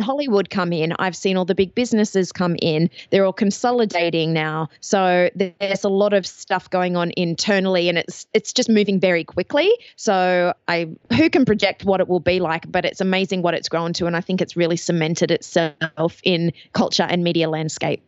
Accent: Australia; accent: Australian; also born or lived in Athens, Ohio; You might notice from the accent I am Australian

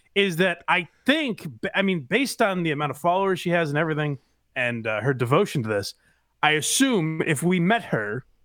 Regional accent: Western Massachusetts, United States; moved away; I'm from Western Mass. We're a more cultured people than the swine out here.

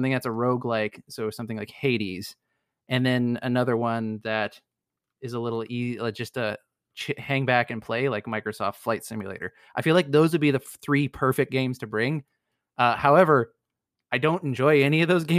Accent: Canada; I am Canadian

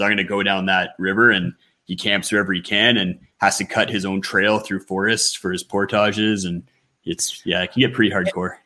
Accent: Ontario, Canada; now in Western Canada; I grew up on the East Coast in mm-hmm. Ontario

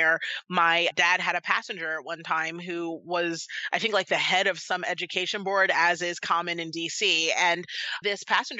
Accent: Washington, District of Columbia, United States; I grew up in Washington, D.C., and I'm the daughter of two African immigrants

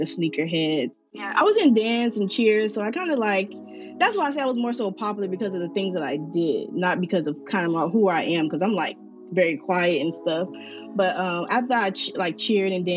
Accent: Miami, Florida, United States; I am from Miami, Florida

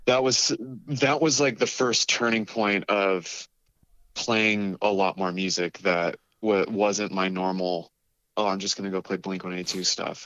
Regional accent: Carlsbad, California, United States; also born or lived in Colorado; I grew up in North County, San Diego, in a town called Carlsbad. Uh, moved there when I was about eight years old from Colorado and kind of stayed in San Diego for most of my life past

